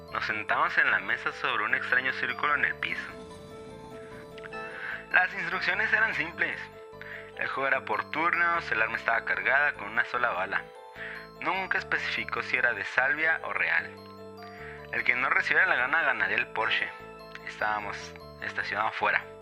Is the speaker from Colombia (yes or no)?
no; Monterrey, Nuevo León, Mexico; now in Las Vegas, United States; Soy de Monterrey, pero ahorita ando trabajando por este Las Vegas.